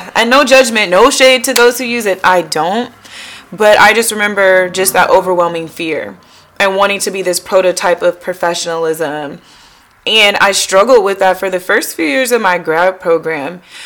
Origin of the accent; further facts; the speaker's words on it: Tacoma, Washington, United States; now in Delaware, United States; I am a transplant, so I am from the West Coast, Tacoma, Washington specifically, now living in Delaware